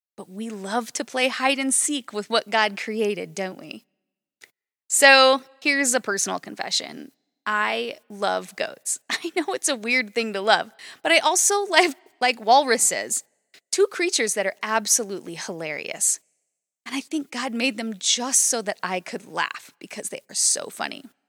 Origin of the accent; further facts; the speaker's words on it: Las Vegas, Nevada, United States; also born or lived in Fairbanks, Alaska; I grew up in Las Vegas, Nevada, which is straight up desert.